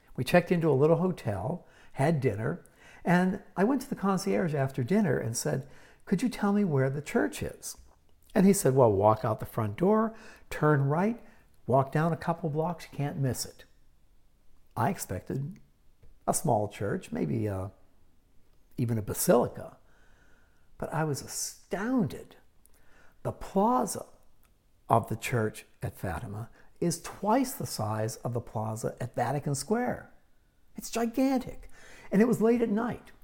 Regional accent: Pittsburgh, Pennsylvania, United States; I grew up in Pittsburgh, Pennsylvania, in the 1950s and early 60s

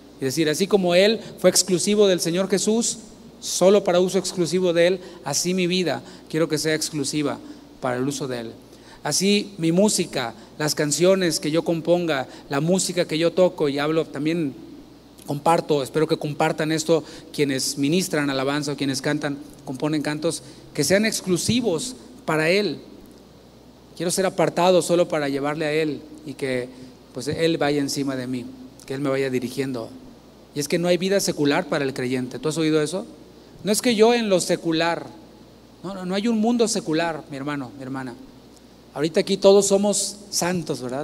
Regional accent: Mexico; now in United States; nosotros como mexicanos

